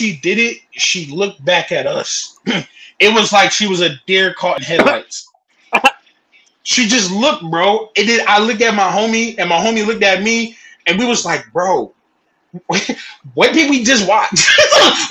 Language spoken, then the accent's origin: English; Philadelphia, Pennsylvania, United States; I'm from Philadelphia. I'm from Philly